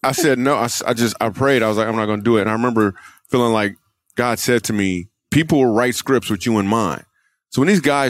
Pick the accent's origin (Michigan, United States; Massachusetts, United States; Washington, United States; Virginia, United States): Michigan, United States; also born or lived in New York / California; now in Texas, United States; I grew up in Michigan. I moved to New York. Met Jesus, moved to California, met my wife. Then we moved to Texas